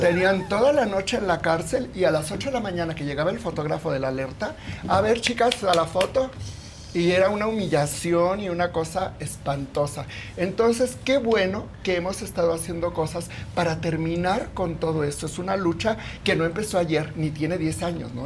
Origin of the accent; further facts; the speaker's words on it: Mexico City, Mexico; Soy de aquí, de la Ciudad de ah. México, y tengo 67 años.